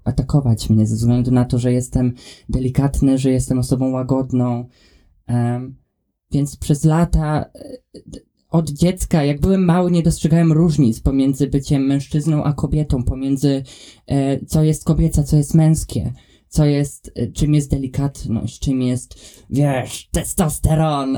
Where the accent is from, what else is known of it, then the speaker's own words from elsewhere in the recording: a very small town near Warsaw, Masovian Voivodeship, Poland; now in Scotland, United Kingdom; mieszkając w Polsce i wychowując się, e, w otoczeniu, w którym się wychowałem, jestem z bardzo małego miasta pod Warszawą